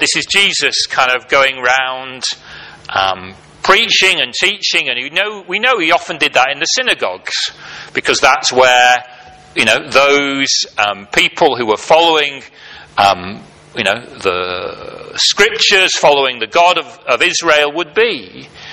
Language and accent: English; United Kingdom; as British people, often, at least in the cultures that I grew up